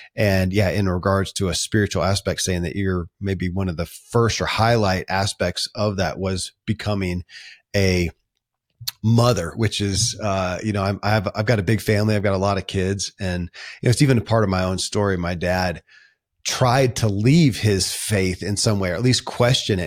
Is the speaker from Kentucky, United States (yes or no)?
yes; Kentucky, United States; born or raised there